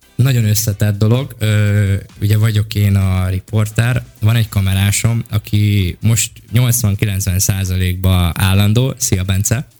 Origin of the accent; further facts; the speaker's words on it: Bács-Kiskun, Hungary; moved away as an adult; now in Budapest, Hungary; Bács megyei vagyok vidéki, és amikor egyetem miatt felkerültem Pestre